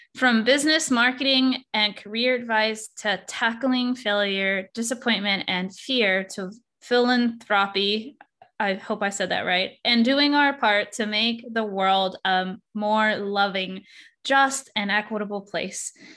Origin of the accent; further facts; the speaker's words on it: Texas, United States; I'm from Texas, so I say y'all sometimes